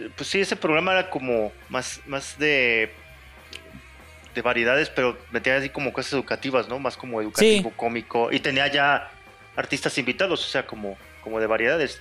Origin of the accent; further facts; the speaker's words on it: Guadalajara, Jalisco, Mexico; soy de Guadalajara